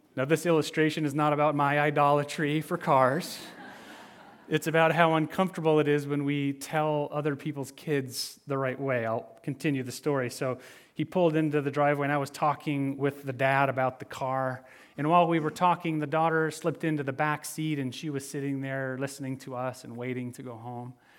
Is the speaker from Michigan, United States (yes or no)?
yes; Michigan, United States; growing up in Michigan, snowmobiling was an occasional pastime in the winter months